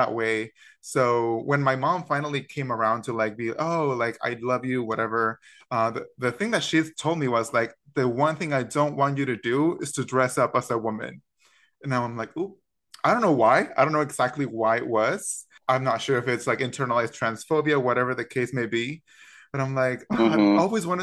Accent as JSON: {"language": "English", "country": "Mexico", "tie": "born or raised there", "moved": "yes", "said": "I grew up, was born and raised in Mexico"}